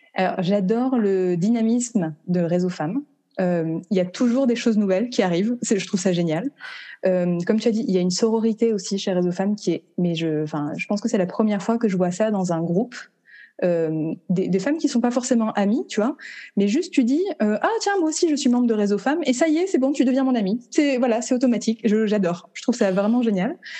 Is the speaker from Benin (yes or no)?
no; France; moved away as an adult; now in Vancouver, Canada; Je suis originaire de France